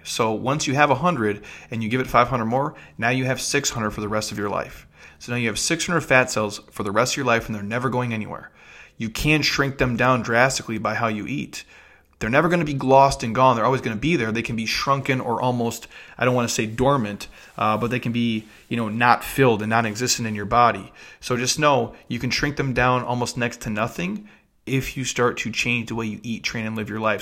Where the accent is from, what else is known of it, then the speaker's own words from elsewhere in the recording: Midwest, United States; I'm from the Midwest